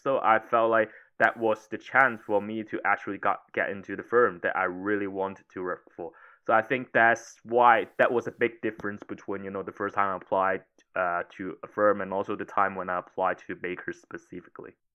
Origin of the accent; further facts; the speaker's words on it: Hong Kong; moved away as an adult; also born or lived in United Kingdom / Italy; I was originally from Hong Kong